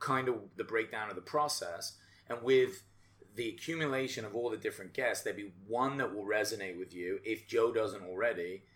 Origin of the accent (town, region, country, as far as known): England, United Kingdom; moved away